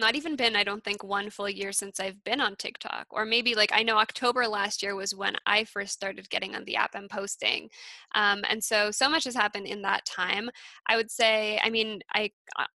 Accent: Alberta, Canada; moved away as an adult; also born or lived in East Coast, Canada; I grew up in Alberta, moved to the East Coast, and I'm back in Calgary now.

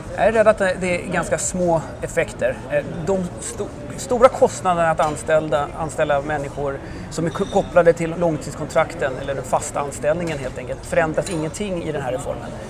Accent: Sweden; moved away as an adult; now in France; som svensk efter två år i Frankrike

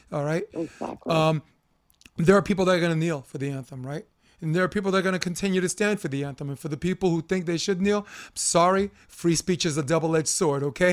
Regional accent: New York City, New York, United States; I'm a kid from Flatbush

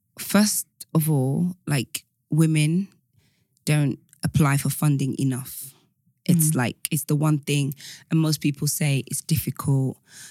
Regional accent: Nigeria; now in United Kingdom; The African story is so broad, because I'm Nigerian.

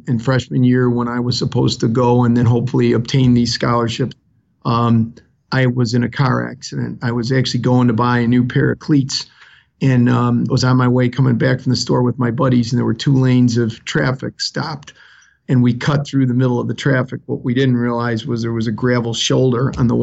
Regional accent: Chicago, Illinois, United States; accent: South Side of Chicago; I was born in the city of Chicago. Some people will laugh and say, you have an accent. They'll say, I have an accent too. You sound like a guy from the south side of Chicago. And that's true. I grew up around Midway Airport there

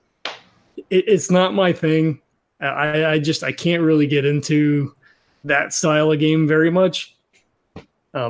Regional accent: New Jersey, United States; I was from South Jersey

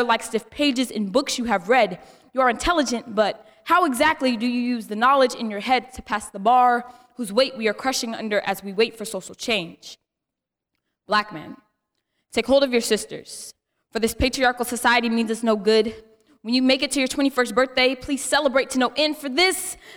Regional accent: Oakland, California, United States; I am from Oakland, California, and I'm a freshman at San Jose State University.

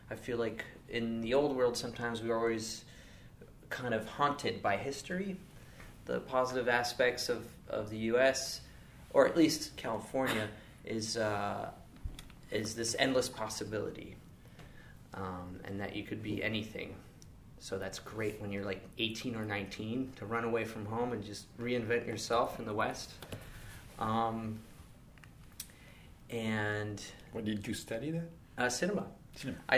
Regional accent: Paris, Île-de-France, France; um, I'm uh, French American. I was born and raised here in Paris. Uh, my parents are American. They're expats.

